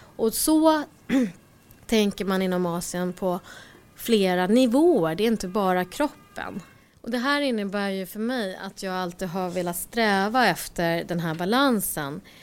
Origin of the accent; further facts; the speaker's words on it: Stockholm, Stockholm County, Sweden; jag föddes i Rinkeby